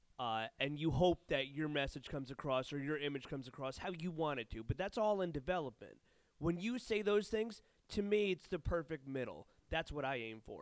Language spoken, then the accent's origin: English; New York, United States; I'm from New York